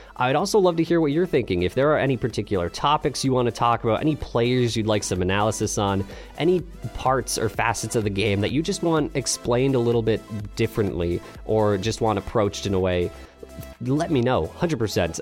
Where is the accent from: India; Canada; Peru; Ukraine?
Canada; also born or lived in London, Ontario; I am Canadian, like I said, based out of London, Ontario.